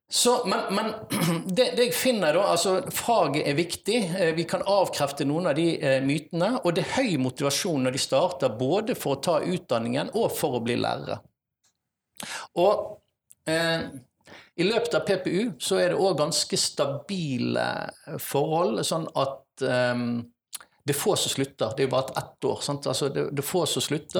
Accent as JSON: {"language": "Norwegian", "town": "Vikersund", "region": "Buskerud", "country": "Norway", "tie": "born or raised there", "moved": "yes", "lives_now": "Bergen, Norway", "said": "Men jeg har faktisk hatt veldig store deler av oppveksten min på Østlandet. I Vikersund, Modum kommune. Der hadde jeg nesten hele skoletiden min"}